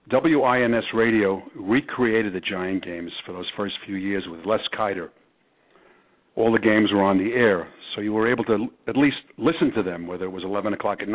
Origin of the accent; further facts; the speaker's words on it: New York City, New York, United States; also born or lived in Riverdale, the Bronx; I was born in the Inwood section of Manhattan, which is the uppermost part of Manhattan